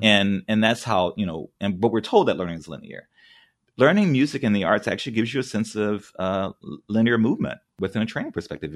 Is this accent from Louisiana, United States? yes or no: yes; New Orleans, Louisiana, United States; moved away; also born or lived in California / Memphis; I grew up in New Orleans.